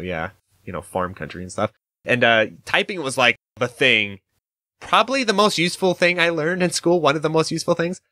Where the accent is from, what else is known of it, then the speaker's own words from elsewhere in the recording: Idaho, United States; I'm from Idaho